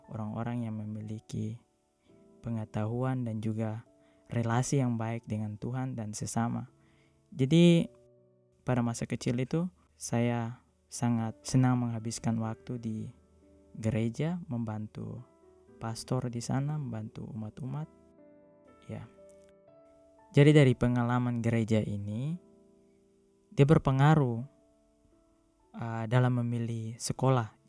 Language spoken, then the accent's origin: Indonesian; Timika, Central Papua, Indonesia; moved away; also born or lived in Southeast Maluku; Maluku, tepatnya Maluku Tenggara. Namun saya grow up di uh, Papua, di Timika. Dan saya beragama Katolik Roma.